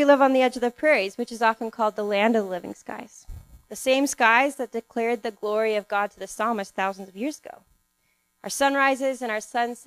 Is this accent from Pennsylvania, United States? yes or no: no; Salem, Oregon, United States; I grew up in Oregon in a little city called Salem, which is an hour drive from the coast